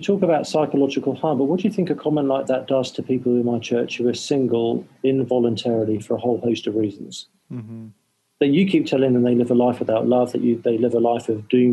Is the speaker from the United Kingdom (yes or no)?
yes; England, United Kingdom; I'm English